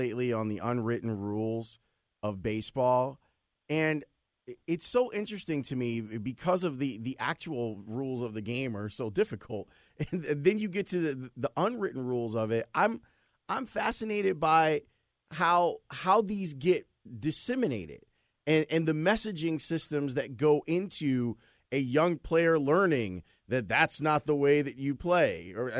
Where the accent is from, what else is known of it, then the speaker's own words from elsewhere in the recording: United States; As an American baseball geek